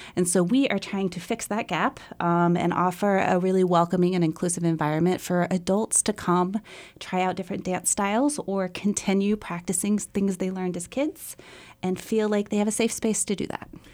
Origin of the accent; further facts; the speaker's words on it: Fort Smith, Arkansas, United States; moved away as an adult; also born or lived in New York; I grew up in Fort Smith, Arkansas